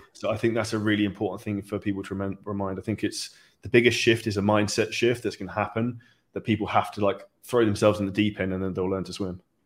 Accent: United Kingdom; we're both British

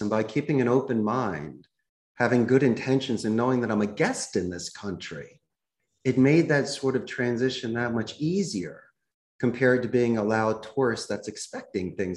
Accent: Philadelphia, Pennsylvania, United States; moved away as an adult; also born or lived in Arizona; now in Costa Rica; I grew up in Northeast Philadelphia

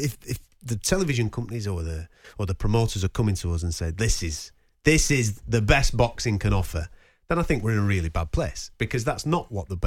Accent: United Kingdom; I can only speak as a British guy following my British fighters, and we've got six world champions at the moment.

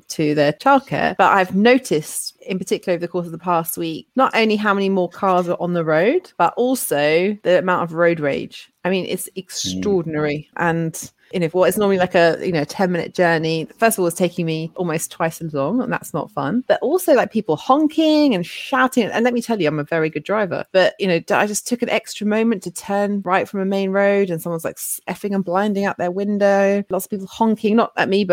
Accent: London, United Kingdom; I grew up in Wembley Park

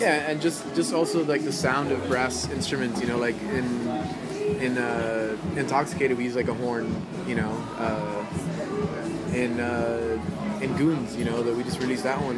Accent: Miami, Florida, United States; growing up in Miami

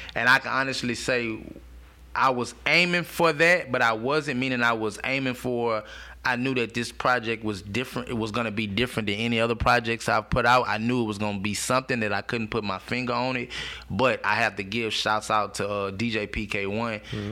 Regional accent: Baton Rouge, Louisiana, United States; I'm from Sherwood, um, a hood in Baton Rouge

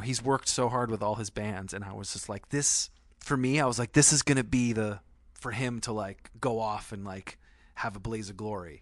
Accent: Vermont, United States; I grew up in Vermont.

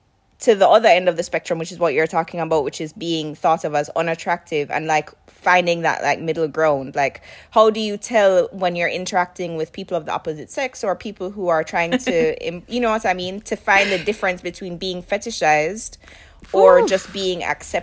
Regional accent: Jamaica; I'm from Jamaica

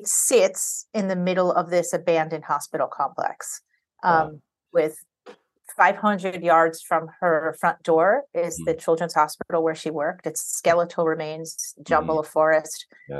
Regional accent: New York, United States; As a New Yorker, I became curious. I had actually been to Staten Island only 2 times

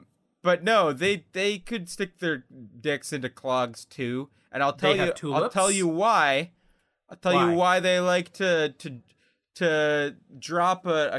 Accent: Canada

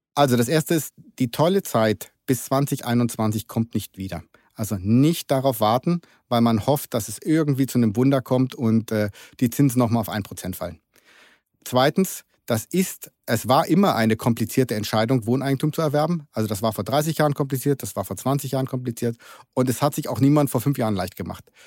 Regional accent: Germany; also born or lived in Berlin; ich bin typischer Deutscher

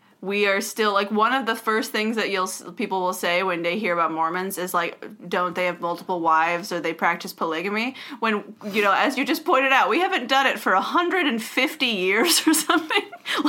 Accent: Eastern Washington, United States; I grew up in Eastern Washington, which is a full desert.

